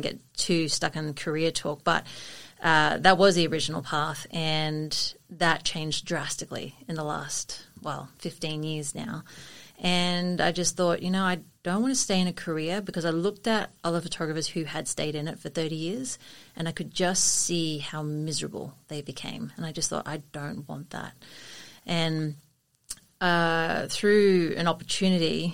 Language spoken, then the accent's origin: English; Sunshine Coast, Queensland, Australia; I grew up here on the Sunshine Coast and grew up in Yidlo